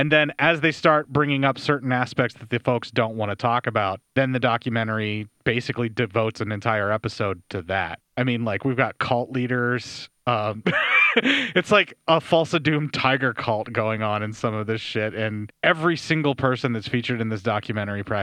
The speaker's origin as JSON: {"language": "English", "region": "Pennsylvania", "country": "United States", "tie": "born or raised there"}